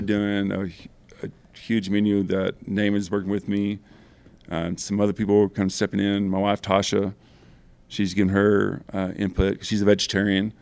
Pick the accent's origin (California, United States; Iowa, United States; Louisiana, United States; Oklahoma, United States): Oklahoma, United States; Broken Bow Lake; I was raised in campers on Bow Lake when I was born